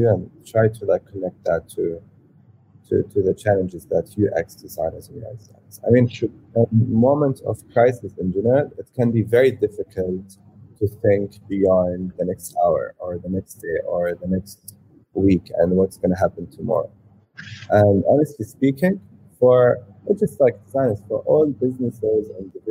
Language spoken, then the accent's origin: English; Saudi Arabia; moved away as an adult; also born or lived in United Kingdom / California; I'm first born and raised in Saudi, and grew up all my childhood there, and then moved to the UK to kind of study and do my university.